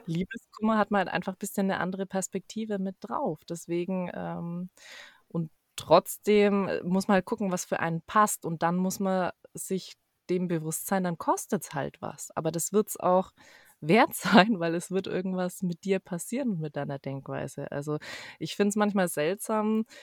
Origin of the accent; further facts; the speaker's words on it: Ansbach, Bavaria, Germany; ich komme aus Ansbach ursprünglich